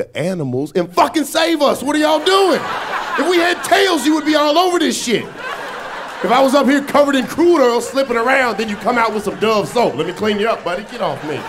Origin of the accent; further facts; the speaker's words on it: Atlanta, Georgia, United States; moved away; I'm from Atlanta, I'm from the South. I was back home like 2 weeks ago